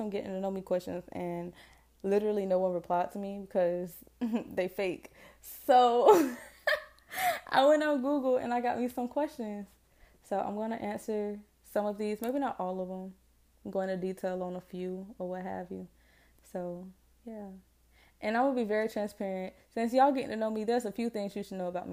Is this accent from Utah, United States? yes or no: no; Jacksonville, Florida, United States; Born and raised in Duval. Jacksonville. Florida